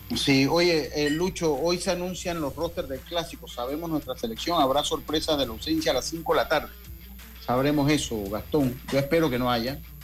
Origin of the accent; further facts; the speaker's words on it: Panama; also born or lived in Santo Domingo; Yo soy de los panameños